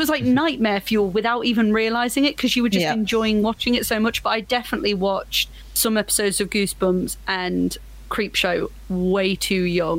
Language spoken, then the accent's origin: English; United Kingdom; as a British person